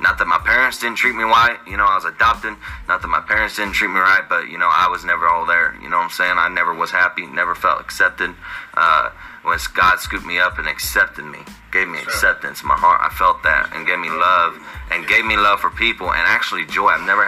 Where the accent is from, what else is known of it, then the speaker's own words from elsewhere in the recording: Joplin, Missouri, United States; I'm from Joplin, Missouri.